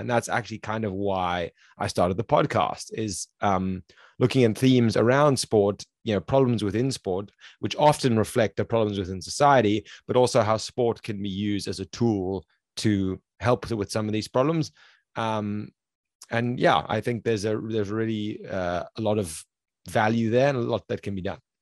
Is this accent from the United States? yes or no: no; South Africa; I'm from South Africa